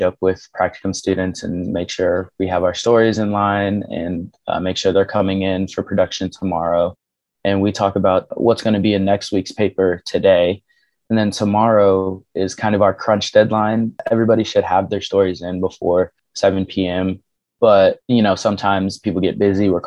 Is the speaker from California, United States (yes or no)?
no; Kansas City, Missouri, United States; I grew up in Kansas City, Missouri